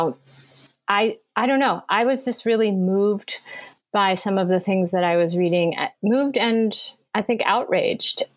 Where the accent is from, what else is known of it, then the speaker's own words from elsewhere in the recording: United States; I was born in the United States. I grew up here. I've been here my whole life